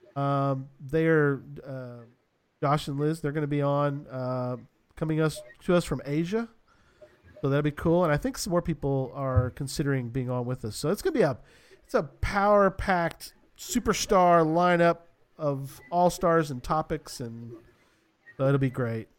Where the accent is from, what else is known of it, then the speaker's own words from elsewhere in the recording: San Antonio, Texas, United States; moved away; where I grew up was in San Antonio.